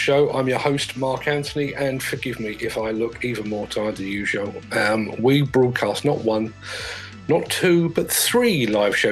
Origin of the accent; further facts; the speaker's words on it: London, United Kingdom; when I was a child growing up in South London